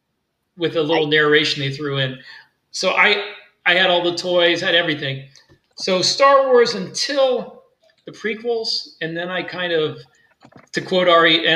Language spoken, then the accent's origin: English; Tampa, Florida, United States; also born or lived in Hawaii; Well, I am from Central Florida. I've lived here most of my life. I was born in Tampa. I was a history major in college, and I got commissioned into the U.S. Army, spent some time on active duty in the 25th Infantry Division in Hawaii.